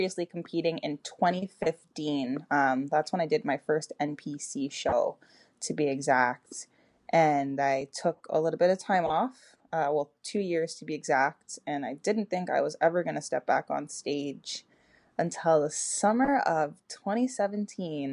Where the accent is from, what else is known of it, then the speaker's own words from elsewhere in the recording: Toronto, Ontario, Canada; moved away as an adult; now in Atlanta, United States; So I'm originally from Toronto, Canada, and I moved to the U.S. and I've been here for a little over a decade now.